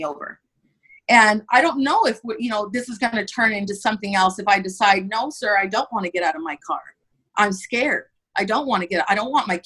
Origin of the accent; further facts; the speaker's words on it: Santa Barbara, California, United States; I was born and raised in Santa Barbara, California